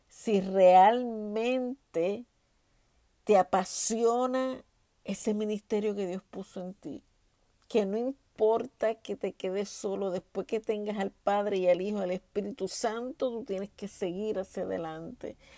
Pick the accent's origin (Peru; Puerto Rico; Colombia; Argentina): Puerto Rico; now in Texas, United States; Y yo vine de Puerto Rico prácticamente huyéndole a ese ministerio y llego aquí a Texas